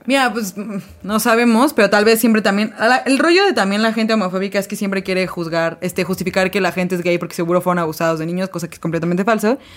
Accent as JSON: {"language": "Spanish", "country": "Mexico", "said": "somos en México"}